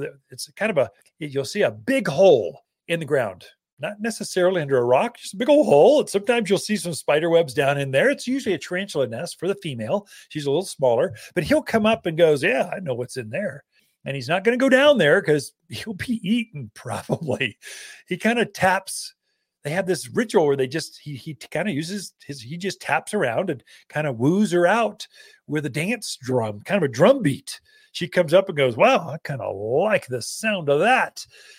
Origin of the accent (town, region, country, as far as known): Prescott, Arizona, United States; born or raised there